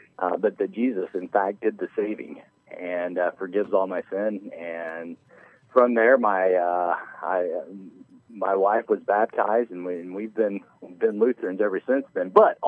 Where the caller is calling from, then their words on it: New York, United States; Upstate New York, yeah.